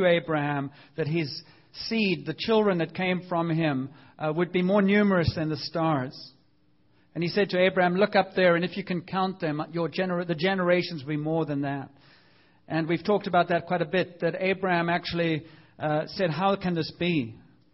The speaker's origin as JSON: {"language": "English", "country": "South Africa", "tie": "born or raised there", "said": "growing up in South Africa"}